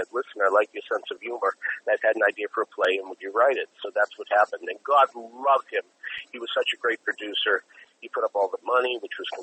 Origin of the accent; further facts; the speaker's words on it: Massachusetts, United States; I'm from Massachusetts